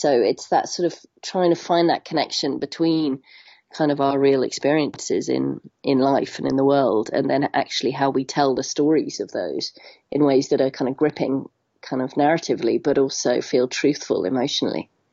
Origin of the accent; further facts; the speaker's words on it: Hong Kong; moved away; I grew up in Hong Kong